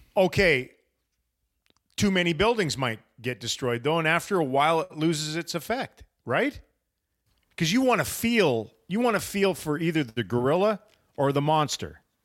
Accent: United States; to me as an American that I am

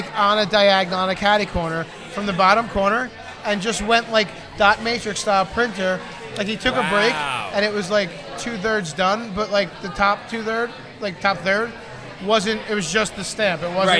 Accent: New Jersey, United States; We're from New Jersey.

